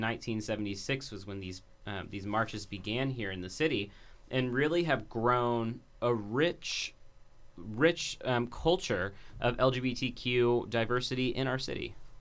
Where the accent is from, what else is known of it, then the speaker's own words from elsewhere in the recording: Dayton, Ohio, United States; growing up in Dayton